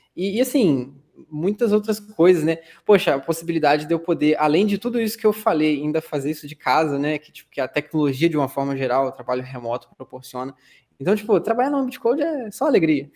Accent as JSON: {"language": "Portuguese", "town": "São Fidélis", "region": "Rio de Janeiro", "country": "Brazil", "said": "eu sou de São Fidélis, interior do Rio de Janeiro, tem 30 e poucos mil habitantes"}